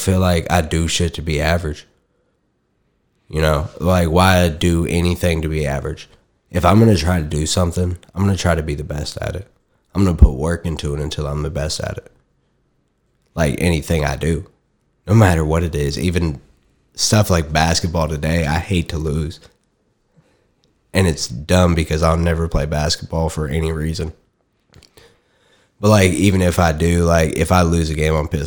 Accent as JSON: {"language": "English", "region": "Tennessee", "country": "United States", "tie": "born or raised there", "moved": "yes", "lives_now": "Arkansas, United States", "said": "My home state"}